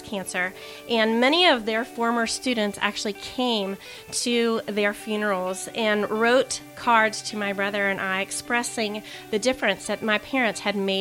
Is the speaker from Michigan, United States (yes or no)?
no; Hamilton, Ohio, United States; also born or lived in San Diego, California; now in Mason, United States; I am from Hamilton, Ohio